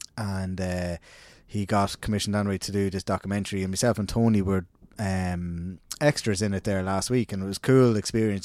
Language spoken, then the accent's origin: English; Ireland; we're a country of literaries